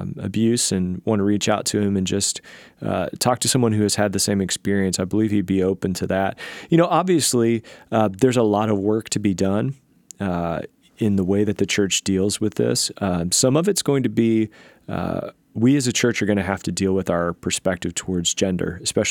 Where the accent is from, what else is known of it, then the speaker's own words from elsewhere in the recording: the South, United States; You know, I grew up in the South, and so I miss my accent sometimes.